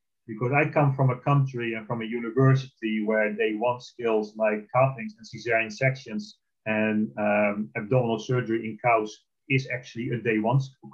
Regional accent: Netherlands; moved away; I'm originally from the Netherlands, I'm Dutch

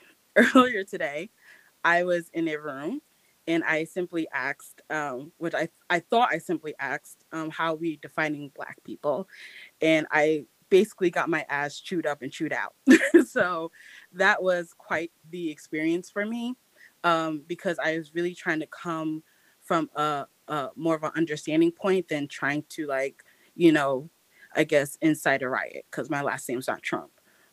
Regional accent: Rhode Island, United States; moved away; also born or lived in Stone Mountain, Georgia; I'm originally from Rhode Island

